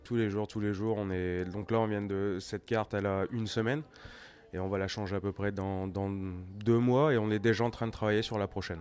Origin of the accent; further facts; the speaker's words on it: France; moved away as an adult; now in Turku, Finland; je suis français